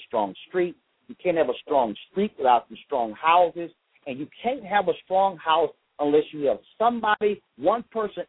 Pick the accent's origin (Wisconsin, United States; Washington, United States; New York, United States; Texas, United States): Texas, United States; Houston; I grew up in Clinton Park, a neighborhood in Houston, Texas